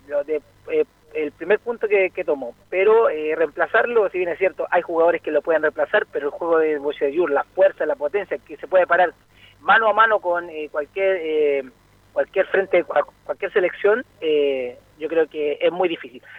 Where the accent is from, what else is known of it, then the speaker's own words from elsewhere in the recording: Chile; como chileno